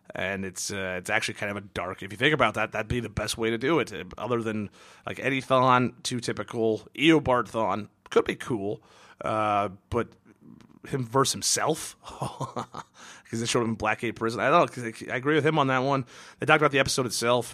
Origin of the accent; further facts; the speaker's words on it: Kirkland, Washington, United States; born or raised there; moved away